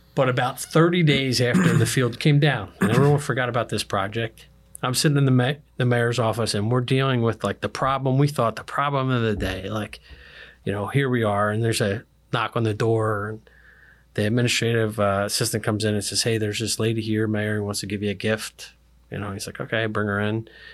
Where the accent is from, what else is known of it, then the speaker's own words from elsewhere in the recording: Philadelphia, Pennsylvania, United States; moved away as an adult; now in Pasco County, United States; I was born and raised in Philadelphia